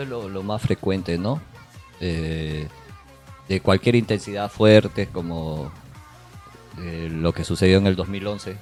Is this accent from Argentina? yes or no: no; Peru; now in Japan; Nosotros que somos peruanos, hemos pasado en Perú